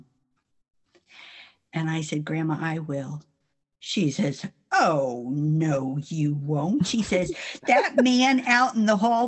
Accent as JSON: {"language": "English", "region": "New Jersey", "country": "United States", "also_born_or_lived": "South Florida / North Carolina", "moved": "yes", "said": "I'm from New Jersey"}